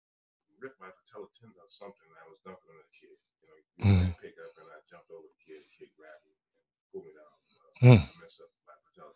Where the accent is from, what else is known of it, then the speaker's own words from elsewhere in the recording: New Iberia, Louisiana, United States; moved away as an adult; also born or lived in Alabama; now in Indiana, United States; I'm originally from New Iberia, Louisiana. It's southwest Bayou country.